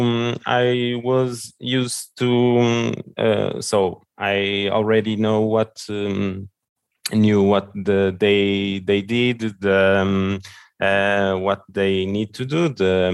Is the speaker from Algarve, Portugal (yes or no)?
no; Lisbon, Portugal; English is a second language; I was born here in Lisbon and raised here in Lisbon as well